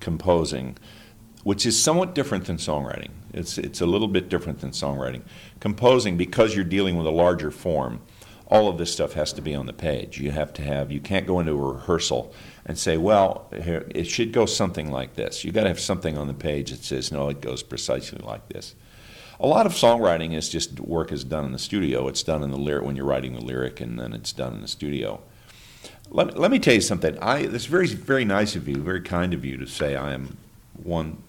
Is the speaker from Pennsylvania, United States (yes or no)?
yes; Pennsylvania, United States; I grew up in Pennsylvania